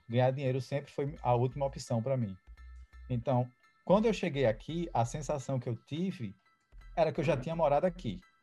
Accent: Recife, Pernambuco, Brazil; moved away as an adult; now in Boston, United States; sou de Recife, Pernambuco, moro aqui em Boston seis anos já

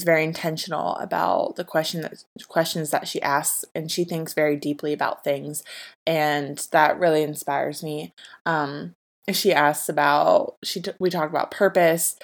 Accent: Ohio, United States; moved away; We're both from Ohio

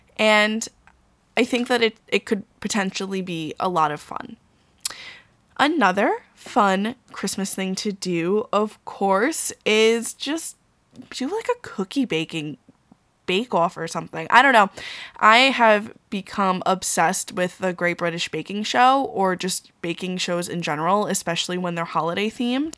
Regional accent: Long Island, New York, United States; also born or lived in Queens, New York; I'm from Long Island

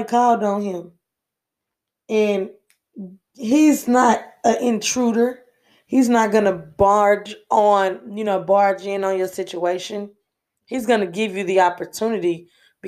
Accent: Houston, Texas, United States; And I'm from Houston, Texas, born and raised.

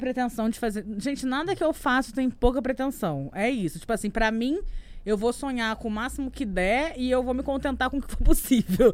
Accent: Rio de Janeiro, Brazil; eu sou do Rio de Janeiro

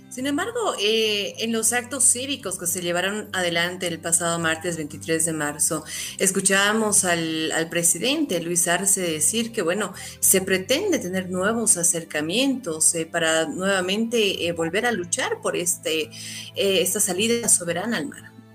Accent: Bolivia; nosotros como bolivianos

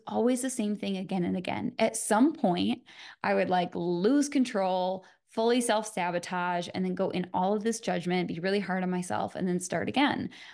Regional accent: Michigan, United States; I'm from Michigan

